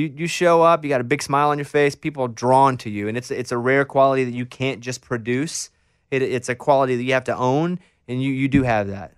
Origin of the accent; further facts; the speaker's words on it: Arkansas, United States; moved away as an adult; also born or lived in Austin, Texas; when I go back to Arkansas, I still feel like, all right, This is home